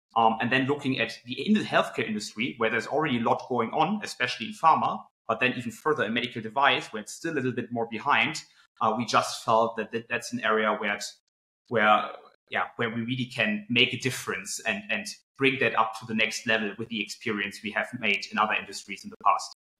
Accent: Cologne, North Rhine-Westphalia, Germany; also born or lived in United Kingdom; I actually grew up uh, in Cologne, Germany, um, and then moved to the UK uh, for three years

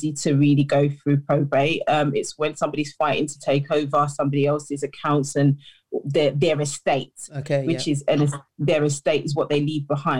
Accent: United Kingdom; I am a British born Ghanaian.

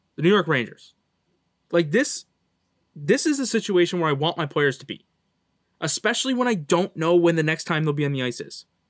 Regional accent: Canada; I'm Canadian

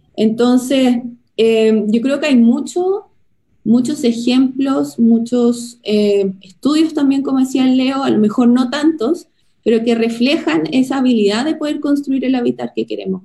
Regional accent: Chile

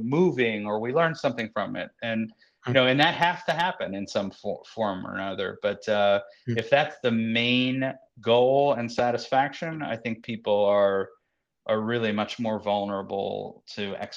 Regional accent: Concord, Massachusetts, United States; moved away as an adult; also born or lived in Boston; now in New York, United States; I was born in Boston and I was raised in Concord, Massachusetts, and came to New York to go to college

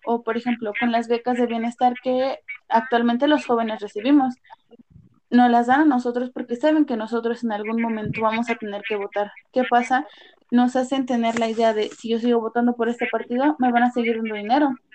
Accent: Mexico; como mexicanos

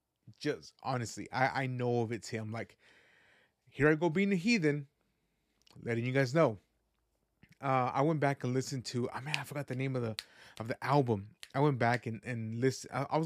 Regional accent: Guadalajara, Jalisco, Mexico; born there; I was born in the land of mariachi. I was born in Jalisco, Guadalajara, Jalisco.

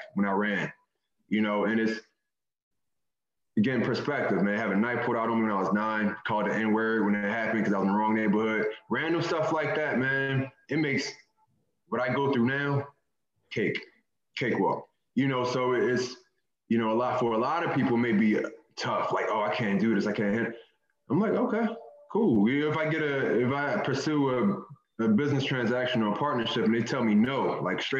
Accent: Philadelphia, Pennsylvania, United States; I grew up in North Philly

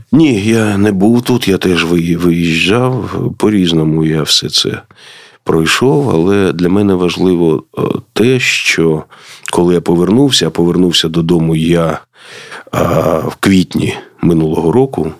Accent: Kharkiv, Kharkiv Oblast, Ukraine; я з Харкова

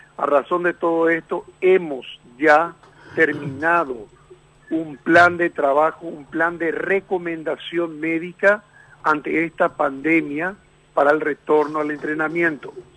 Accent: Paraguay; soy paraguayo

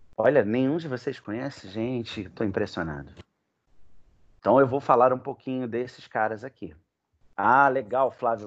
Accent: Rio de Janeiro, Brazil; um café lá na minha terra, lá no Leblon

